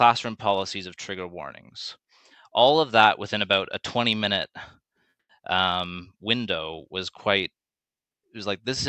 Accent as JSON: {"language": "English", "country": "Canada", "tie": "born or raised there", "said": "growing up in Canada"}